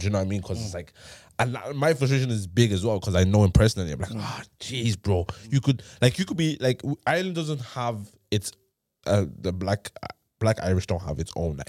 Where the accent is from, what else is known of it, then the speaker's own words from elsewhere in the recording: Thailand; we grew up in Thailand and school and stuff like that.